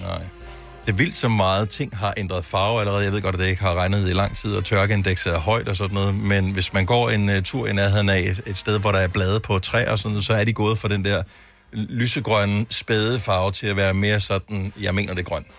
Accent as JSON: {"language": "Danish", "country": "Denmark"}